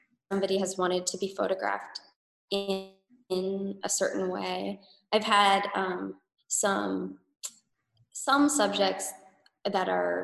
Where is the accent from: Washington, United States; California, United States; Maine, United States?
California, United States; Riverside County, Southern; I grew up in Southern California, like an hour and a half southeast of LA, like Riverside County